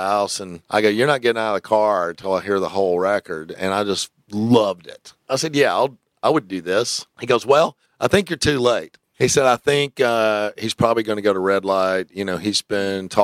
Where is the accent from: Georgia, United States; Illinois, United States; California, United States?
Georgia, United States; it all roots for us Georgia boys.